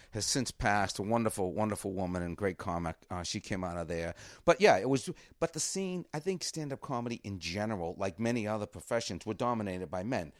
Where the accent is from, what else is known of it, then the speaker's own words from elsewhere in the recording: Cambridge, Massachusetts, United States; I grew up in Cambridge and we grew up a mile from the Hasty Pudding